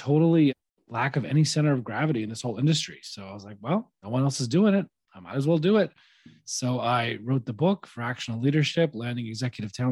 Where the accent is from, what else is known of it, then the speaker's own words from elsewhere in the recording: Nashville, Tennessee, United States; moved away as an adult; now in New York, United States; I grew up in Nashville, Tennessee, and went to college in New York, met my wife up here